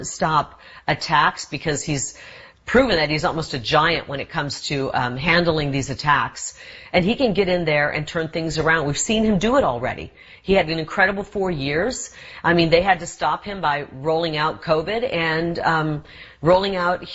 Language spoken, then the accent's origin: English; Iowa, United States; now in Arizona, United States; I grew up in Iowa.